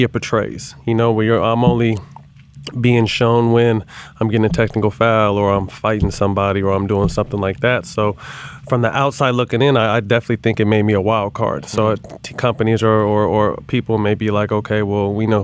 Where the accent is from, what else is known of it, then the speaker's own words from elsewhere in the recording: Sacramento, California, United States; moved away as an adult; also born or lived in San Jose, California / Los Angeles, California; I was born and raised in San Jose, somewhat the Bay Area